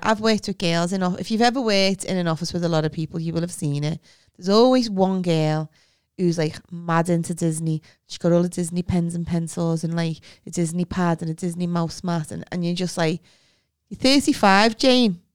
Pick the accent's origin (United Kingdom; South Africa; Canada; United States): United Kingdom; we're British